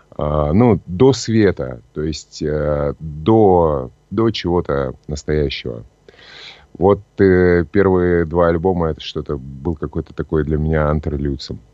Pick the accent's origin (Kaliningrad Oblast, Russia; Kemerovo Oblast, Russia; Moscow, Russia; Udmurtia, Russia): Kemerovo Oblast, Russia; Novokuznetsk; moved away as an adult; also born or lived in Novosibirsk; now in Saint Petersburg, Russia; я родился в Новокузнецке, это Кемеровская область. Потом э, жил в Новосибирске некоторое время